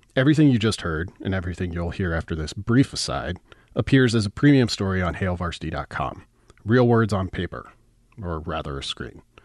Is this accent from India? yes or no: no; Nebraska Panhandle, United States; I grew up in the Panhandle, and all of my references begin in the West